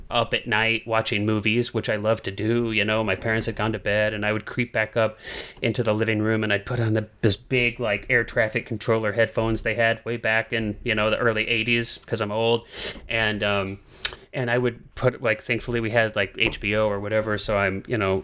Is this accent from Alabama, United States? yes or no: no; St. Charles, Missouri, United States; I grew up outside of St. Louis, Missouri, in the suburbs of St. Louis, and like pretty far out from St. Louis